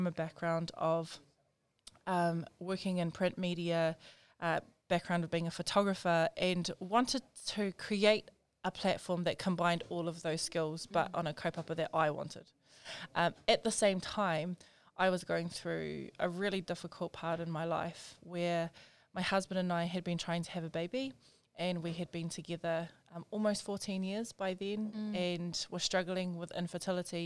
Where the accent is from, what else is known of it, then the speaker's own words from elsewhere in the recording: Auckland, New Zealand; Born and raised in South Auckland